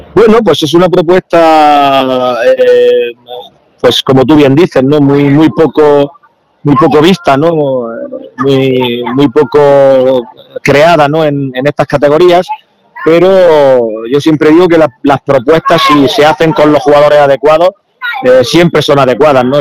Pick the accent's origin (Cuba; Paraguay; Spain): Spain; Granada, Andalusia; soy de Granada